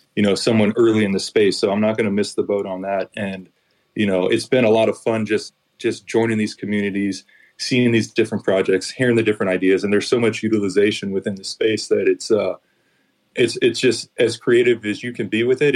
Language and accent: English; Oakland, California, United States; my hometown team of the Oakland A's